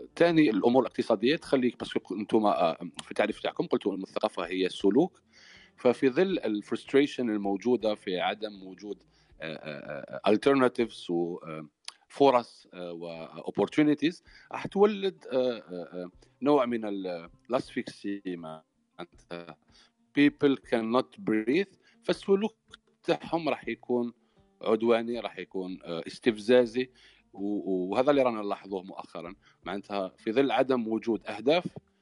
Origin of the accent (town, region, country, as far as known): Algeria